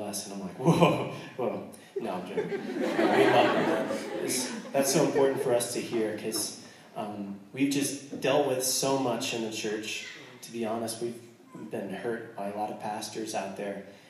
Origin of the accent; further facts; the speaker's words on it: United States; I'm American